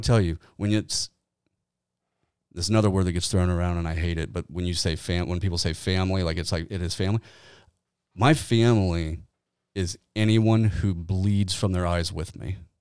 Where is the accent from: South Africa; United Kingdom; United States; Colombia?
United States; Kenton; moved away; Kenton's my hometown. That's where I was born and raised